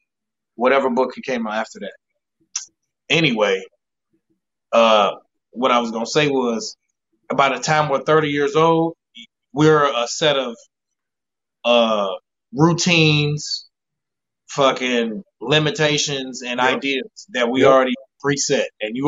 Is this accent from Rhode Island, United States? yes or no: no; Gary, Indiana, United States; moved away as an adult; now in San Diego, United States; I'm from Gary, Indiana. Moved out of San Diego like 7 years ago.